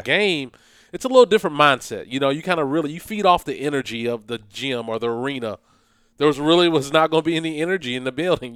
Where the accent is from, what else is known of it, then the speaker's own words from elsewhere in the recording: Flemingsburg, Kentucky, United States; I'm from Fleming's, I'm from Fleming's birth, Fleming County. If people don't know where it's at, it's eastern part of Kentucky, in between Moorhead and Mount Sterling. Played basketball there